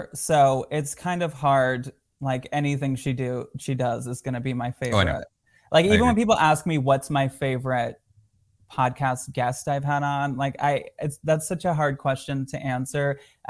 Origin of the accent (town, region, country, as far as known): Michigan, United States; born or raised there